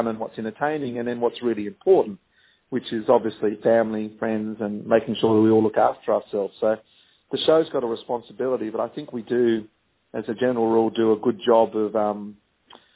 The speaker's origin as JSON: {"language": "English", "town": "Sydney", "region": "New South Wales", "country": "Australia", "tie": "born or raised there", "also_born_or_lived": "Wahroonga", "said": "I grew up in Pimble and I went to school in Wurrunga"}